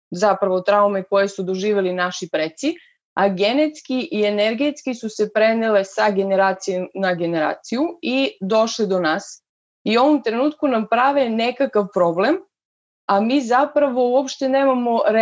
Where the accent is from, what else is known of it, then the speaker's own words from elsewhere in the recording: Vlasotince, Jablanica District, Serbia; also born or lived in Leskovac / Niš / Pirot; now in Belgrade, Serbia; Rodom sam iz Vlasotinca, Zapravo sam rođena u Leskovcu, živela sam u Vlasutincu pola života.